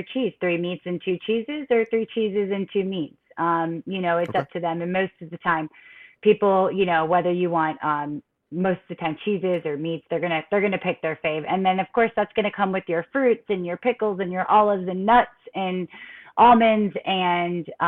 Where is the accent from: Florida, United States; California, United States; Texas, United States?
Florida, United States; born and raised in Florida